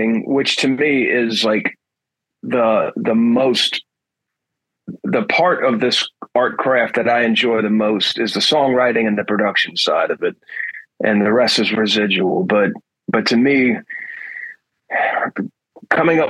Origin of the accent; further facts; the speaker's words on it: New Orleans, Louisiana, United States; I'm born and raised in New Orleans